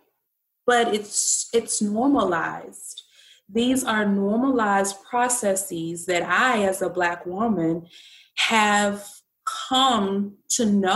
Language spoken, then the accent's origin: English; Birmingham, Alabama, United States; growing up in the South, grew up in Birmingham, Alabama